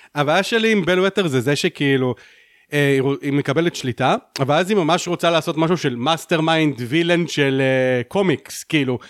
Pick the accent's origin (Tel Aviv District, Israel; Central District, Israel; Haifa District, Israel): Haifa District, Israel; Haifa; אני בתור חיפאי